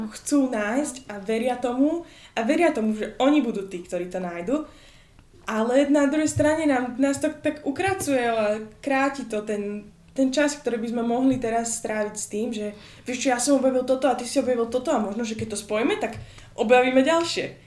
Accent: Slovakia; also born or lived in Boston, United States / Michigan, United States; now in United States; som prišla naspäť na Slovensko

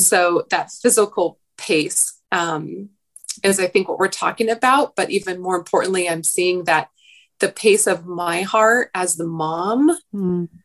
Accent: Oregon, United States; now in Southern California, United States; I grew up in Oregon, which by its nature, at least where I grew up, just was a slower pace than down here.

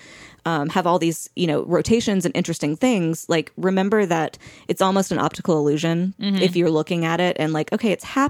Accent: the South, United States; I'm from the South

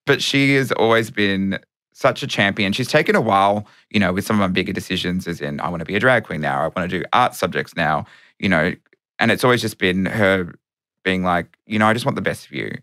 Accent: Melbourne, Victoria, Australia; metropolitan Melbourne, which I was.

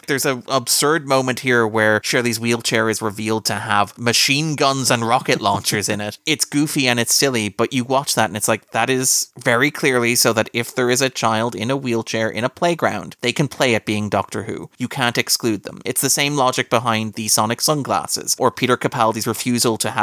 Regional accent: Ireland; as an Irishman

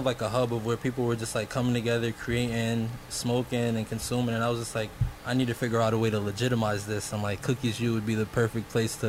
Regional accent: New York City, New York, United States; I'm from New York.

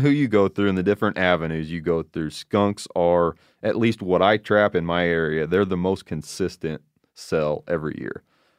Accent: Illinois, United States; now I say a coyote because I'm from Illinois, Midwest, right?

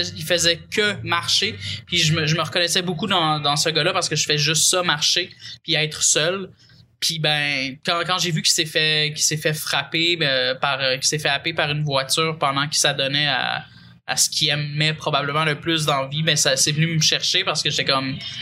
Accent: Pointe-Calumet, Quebec, Canada; je viens de Pointe-Calumet

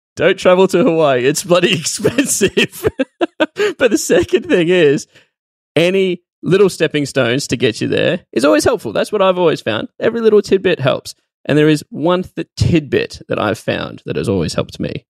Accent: Australia; as an Australian, I've never been to America

